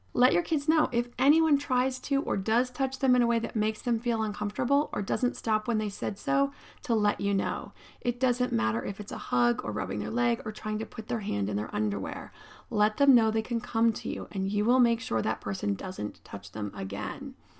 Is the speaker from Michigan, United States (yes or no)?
no; State College, Pennsylvania, United States; I grew up in State College, Pennsylvania.